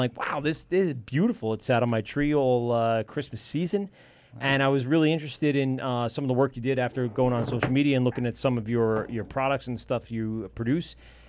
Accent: Amityville, New York, United States; Mike and I grew up in Amityville

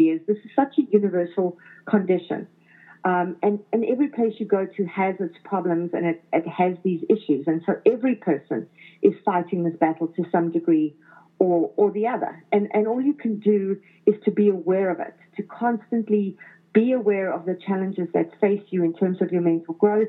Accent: Johannesburg, Gauteng, South Africa; moved away as an adult; now in Toronto, Canada; growing up in South Africa

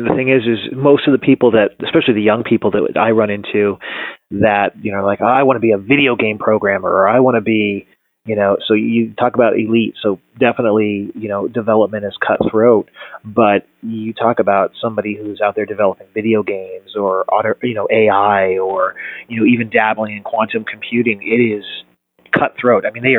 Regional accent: Colorado, United States; now in Phoenix, United States; No, I actually was originally from Colorado, but ironically enough, telecom divestiture of AT&T is what moved my family to Phoenix.

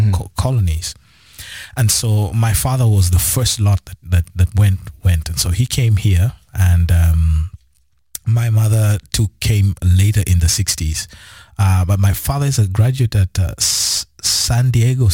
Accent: Kenya; we grew up in Kenya

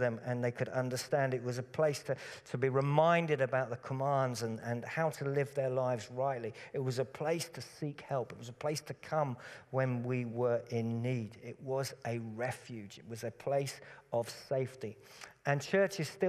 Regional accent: Cambridgeshire, East of England, United Kingdom; When I grew up in Cambridgeshire, Cambridgeshire is very, very flat, very, very boring countryside

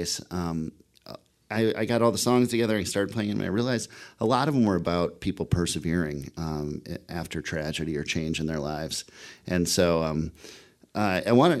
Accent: Minnesota, United States; moved away; I'm originally from Minnesota, so snowed in is kind of a natural state for me

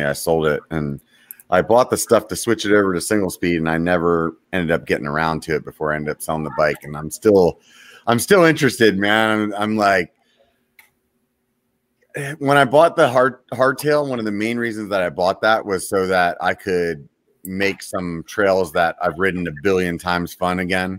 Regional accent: Pennsylvania, United States; I grew up in Pennsylvania

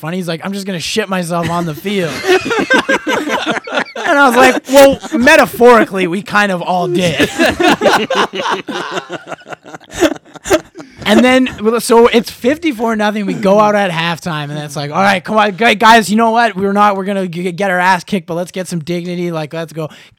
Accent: Cranbrook, British Columbia, Canada; now in Vancouver, Canada; I'm originally from Cranbrook

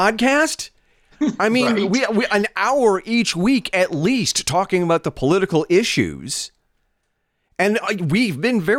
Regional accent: United States; as an American, as a husband and as a dad

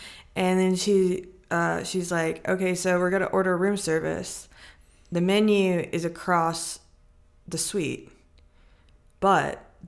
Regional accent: Gulf Coast, Louisiana, United States; But, like, I'm from the Gulf Coast. So there's an ocean there. Or it's, like, in Louisiana, there's the Mississippi River there.

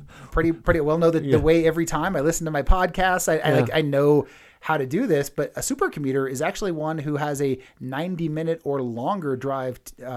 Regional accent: California, United States; moved away; I grew up in California, and we had a TCBY in my hometown too.

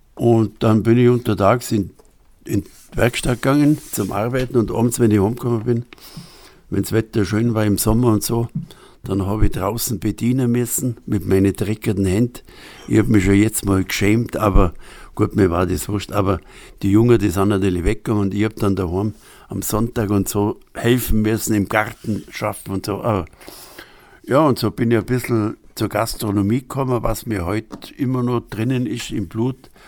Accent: Upper Bavaria, Germany; accent: Upper Bavarian dialect; moved away as an adult; also born or lived in Berlin; now in Nesselwang, Germany; Ein Oberbayer, ja, genau, in Oberbayern

